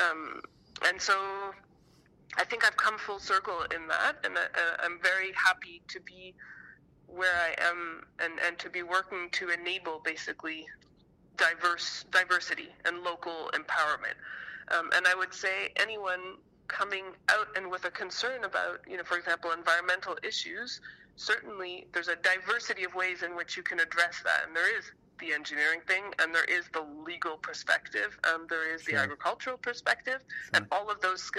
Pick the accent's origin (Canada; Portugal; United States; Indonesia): Canada; a Canadian